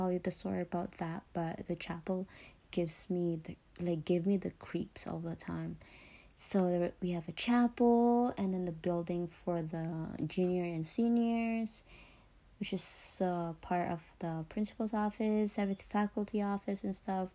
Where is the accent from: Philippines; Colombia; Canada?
Philippines; I was a first year in high school in the Philippines. I went to a Catholic school in my hometown